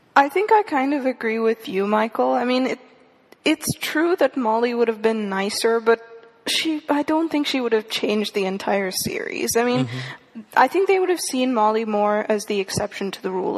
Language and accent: English; India; born or raised there; moved away